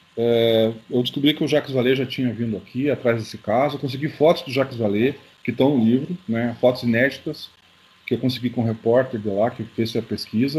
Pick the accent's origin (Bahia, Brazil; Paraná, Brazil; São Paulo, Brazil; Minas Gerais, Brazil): Paraná, Brazil; Curitiba; eu sou de Curitiba